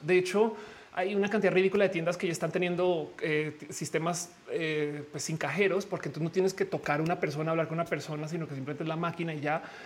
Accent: Mexico

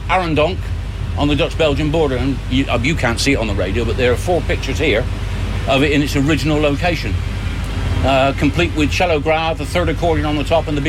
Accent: Wiltshire, South West England, United Kingdom; I come from Wiltshire.

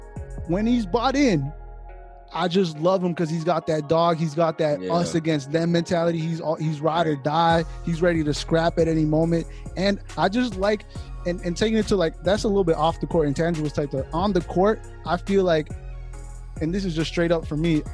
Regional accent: Chicago, Illinois, United States; moved away; I'm from Chicago originally.

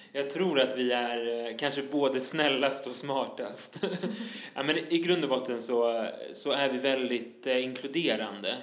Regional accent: Stockholm, Stockholm County, Sweden; also born or lived in Tensta, Stockholm; Jag är född på Södermalm i Stockholm

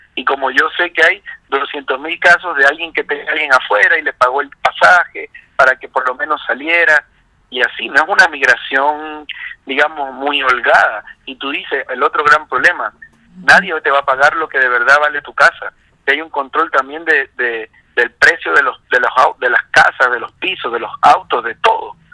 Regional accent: Zulia, Venezuela; also born or lived in Colombia; now in Chile; zuliano, con familia colombiana, como es mi caso

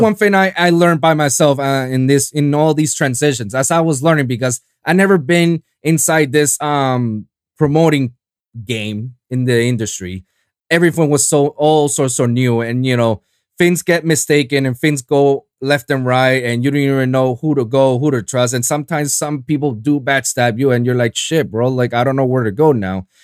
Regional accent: Puerto Rico; now in South Florida, United States; I'm from Puerto Rico

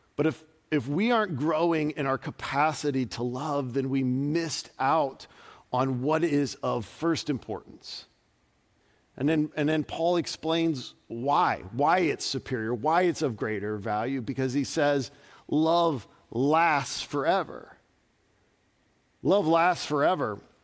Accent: Dayton, Ohio, United States; moved away; I grew up outside of Dayton, Ohio

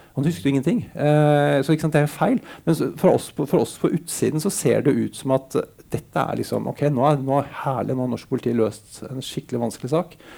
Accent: Bærum, Akershus, Norway; en fyr fra Bærum

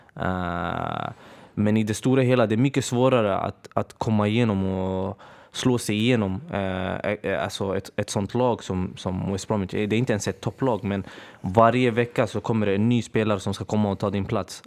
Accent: Örebro, Örebro County, Sweden; Jag är från Örebro från början

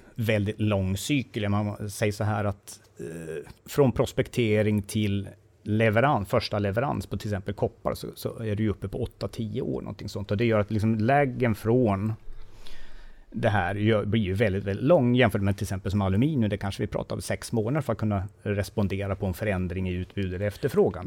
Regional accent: Sandviken, Gävleborg County, Sweden; jag är från Sandviken

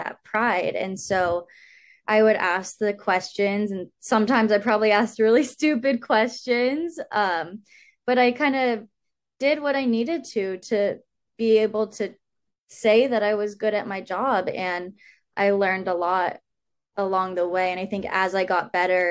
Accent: Sacramento, California, United States; moved away as an adult; now in Santa Barbara, United States; I grew up in Sacramento

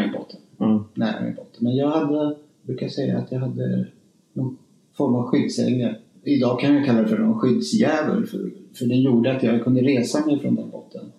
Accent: Spain; moved away; also born or lived in Stockholm, Sweden; jag är ju uppvuxen i Spanien

